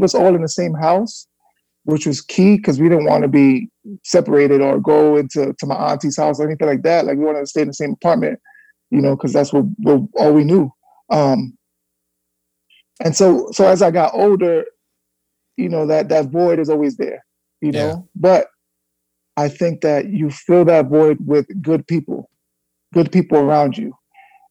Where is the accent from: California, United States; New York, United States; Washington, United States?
New York, United States; So I grew up in the Heights, born and raised in the Heights